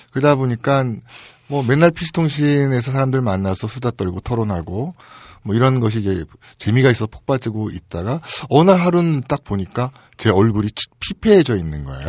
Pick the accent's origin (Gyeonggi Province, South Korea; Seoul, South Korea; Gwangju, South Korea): Seoul, South Korea; 저는 서울에서 태어났습니다